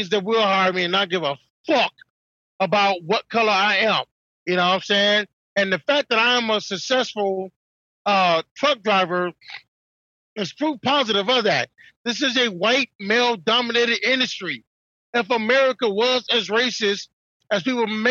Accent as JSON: {"language": "English", "town": "Detroit", "region": "Michigan", "country": "United States", "tie": "born or raised there", "said": "I'm black and I grew up in Detroit"}